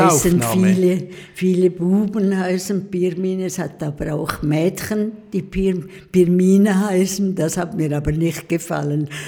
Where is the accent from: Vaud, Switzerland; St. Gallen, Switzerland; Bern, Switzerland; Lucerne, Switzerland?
St. Gallen, Switzerland; Pfäfers; Ja, ich bin also Ragaz Pfäfers, aufgewachsen in Pfäfers haben wir gewohnt. Wir, unser Haus steht noch und ich war letzthin in Pfäfers ganz stolz in unserem Haus